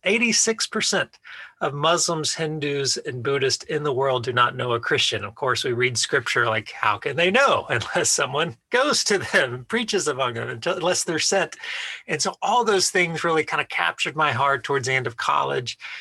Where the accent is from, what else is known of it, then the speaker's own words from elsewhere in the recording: Austin, Texas, United States; moved away as an adult; also born or lived in Cambridge, England / Mali; now in New York City, United States; originally from the Austin, Texas area